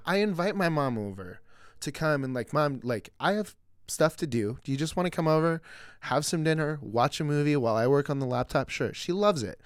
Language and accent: English; Mission Viejo, California, United States; we grew up in Mission Viejo.